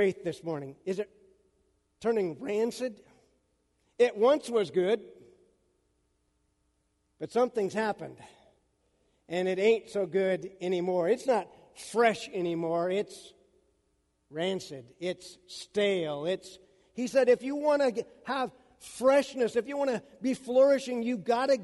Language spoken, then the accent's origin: English; Central Washington, United States; I grew up in Central Washington